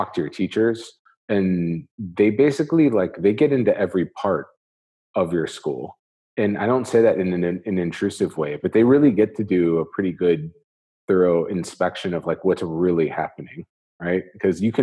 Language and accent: English; Northwest Indiana, United States; moved away as an adult; now in Dubai, United Arab Emirates; I'm originally from the Northwest, the region, as they would say, in Indiana